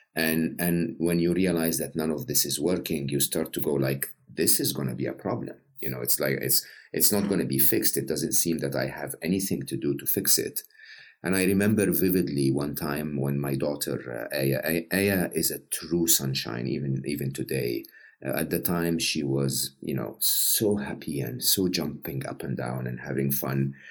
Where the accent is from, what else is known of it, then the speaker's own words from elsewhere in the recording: Egypt; I'm Egyptian, uh, born and raised in Egypt.